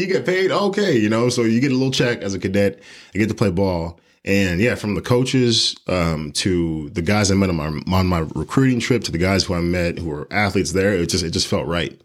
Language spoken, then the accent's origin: English; Houston, Texas, United States; also born or lived in Colorado Springs; born and raised in Houston, Texas